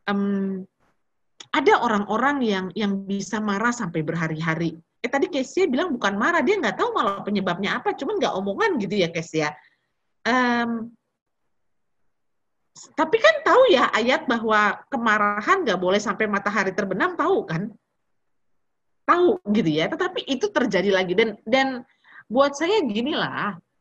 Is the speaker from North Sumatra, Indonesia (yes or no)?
yes; North Sumatra, Indonesia; Kita orang Batak ya, jadi muda emosi ya.